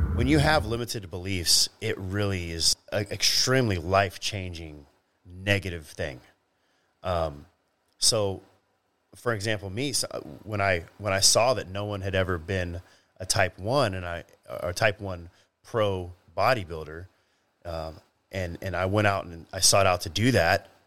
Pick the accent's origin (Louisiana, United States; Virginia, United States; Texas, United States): Texas, United States; Grapevine; I grew up in Grapevine, Texas